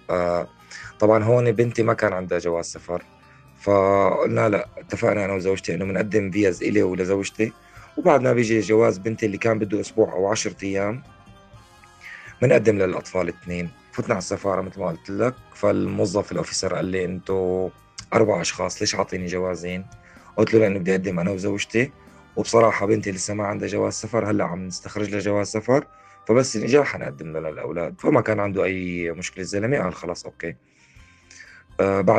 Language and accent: Arabic; Homs, Homs Governorate, Syria; born there; moved away as an adult; آه، من مواليد حمص 1985 آه، نحن من عائلة متوسطة الدخل